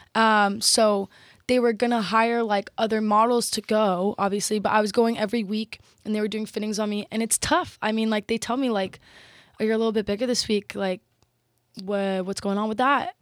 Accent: Texas, United States; I'm Texan

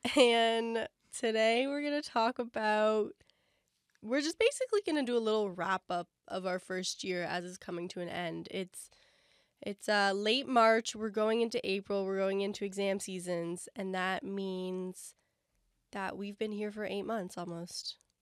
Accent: London, Ontario, Canada; moved away as an adult; now in Toronto, Canada; we're from London, and that's, like, an expensive train ride home

